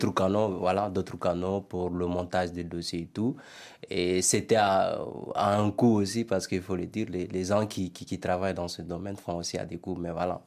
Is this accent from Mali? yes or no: yes; Mali; moved away as an adult; also born or lived in Bamako; now in France; le campus chez nous au Mali